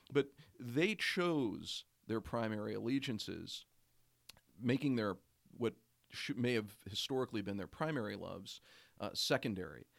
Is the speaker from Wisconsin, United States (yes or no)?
yes; Oshkosh, Wisconsin, United States; when I was growing up in Oshkosh, Wisconsin, suburban north of Oshkosh, Wisconsin.